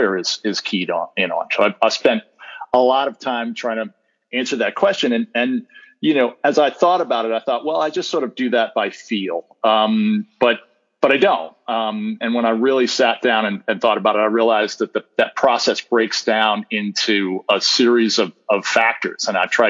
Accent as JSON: {"language": "English", "region": "Northeast", "country": "United States", "tie": "born or raised there", "moved": "yes", "said": "Born and raised in the Northeast, went to school up there, worked as an associate at a small firm in Boston"}